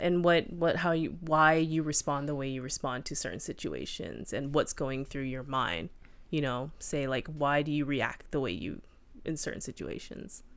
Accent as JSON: {"language": "English", "country": "United States", "said": "as an American"}